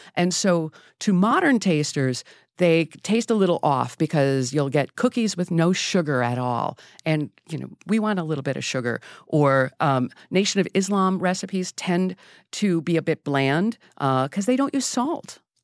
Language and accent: English; Wisconsin, United States; I'm from Wisconsin